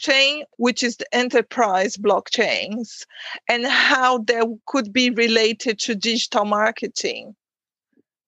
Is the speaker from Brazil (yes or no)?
yes; Brazil; We are both from Brazil.